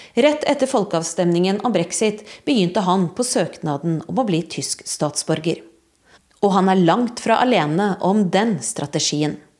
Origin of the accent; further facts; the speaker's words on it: Norway; moved away as an adult; now in Berlin, Germany; jeg kommer fra Norge